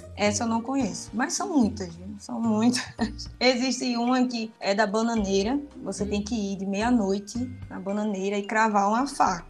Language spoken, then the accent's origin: Portuguese; Recife, Pernambuco, Brazil; sou recifense